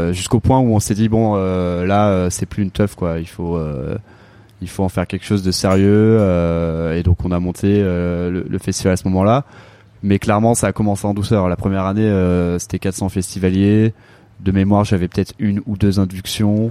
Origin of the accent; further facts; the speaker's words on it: Avon, Île-de-France, France; also born or lived in Paris; J'ai grandi en Seine-et-Marne, à Avon, donc dans le sud de la, dans le sud de la Seine-et-Marne